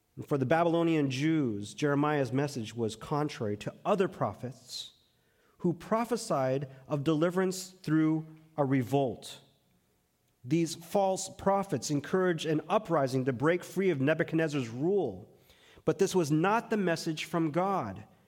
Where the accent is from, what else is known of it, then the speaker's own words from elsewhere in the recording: Texas, United States; moved away; I spent over twenty years growing up in Texas